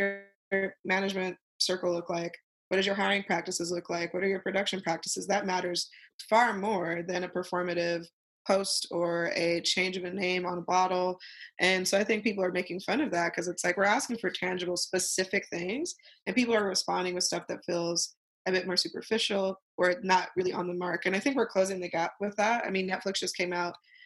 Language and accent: English; Ogden, Utah, United States; I'm from Ogden, Utah. It's a kind of rural place.